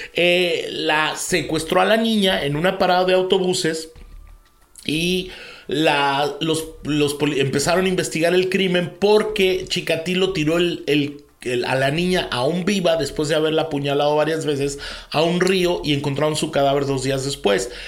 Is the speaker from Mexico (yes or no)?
yes; Mexico